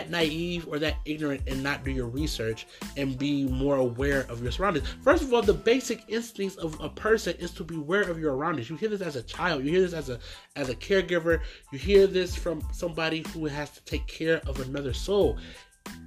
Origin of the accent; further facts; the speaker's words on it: Detroit, Michigan, United States; we're from Detroit